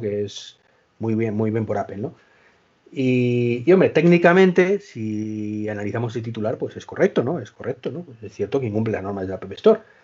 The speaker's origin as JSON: {"language": "Spanish", "town": "Madrid", "region": "Community of Madrid", "country": "Spain", "said": "Dani y yo somos de Madrid"}